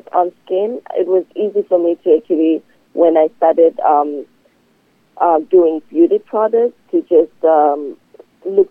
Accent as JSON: {"language": "English", "country": "South Africa", "moved": "yes", "said": "I'm originally from South Africa"}